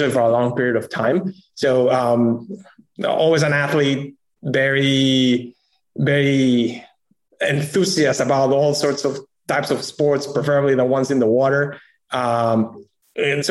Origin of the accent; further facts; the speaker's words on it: Peru; moved away as an adult; also born or lived in New York City; I'm originally from Peru